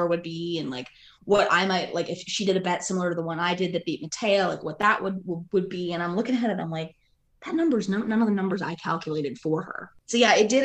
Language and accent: English; Pennsylvania, United States; now in Peachtree Corners, United States; I grew up in Pennsylvania